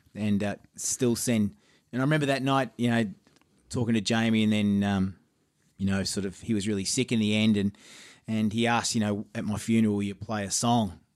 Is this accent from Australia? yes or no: yes; Geelong, Victoria, Australia; my hometown of Geelong.